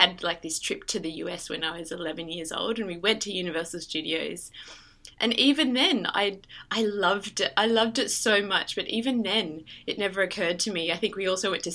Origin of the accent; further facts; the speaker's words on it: Queensland, Australia; I grew up in Australia in the state of Queensland